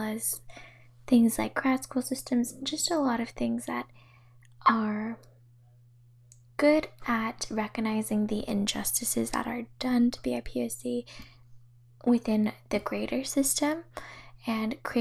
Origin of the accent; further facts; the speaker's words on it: Bay Area, California, United States; growing up in the Bay Area